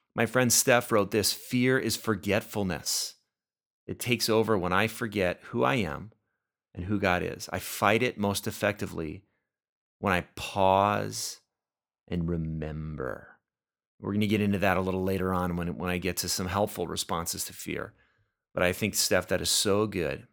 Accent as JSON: {"language": "English", "town": "Oxnard", "region": "California", "country": "United States", "tie": "born or raised there", "moved": "yes", "lives_now": "Minnesota, United States", "said": "I am from California, grew up in Oxnard, which is in Ventura County, just a little ways north of L A."}